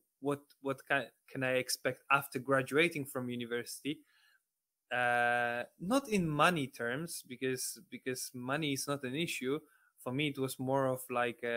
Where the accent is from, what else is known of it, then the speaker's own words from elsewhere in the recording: Poland; English is a second language; moved away as an adult; now in United Kingdom; I'm from Poland, and actually not from a big city like Warsaw or Gdańsk, Poznań, or Krakow. I'm from rather, you know, small city like 100,000 inhabitants.